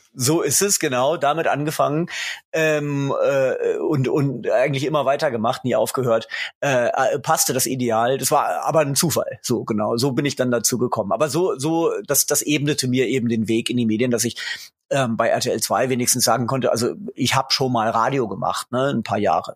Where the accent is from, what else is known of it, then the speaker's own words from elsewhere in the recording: Göttingen, Lower Saxony, Germany; moved away; also born or lived in England; Ich komme aus Göttingen. Insofern war das Moin zur Begrüßung äh, schon ganz richtig. Ich bin also gerade noch Niedersachse, ganz knapp